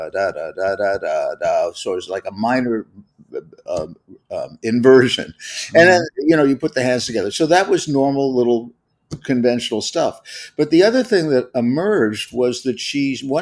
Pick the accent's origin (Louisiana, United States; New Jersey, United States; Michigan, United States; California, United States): California, United States; Los Angeles; I'm from the Los Angeles area. The first house that I lived in was in Studio City.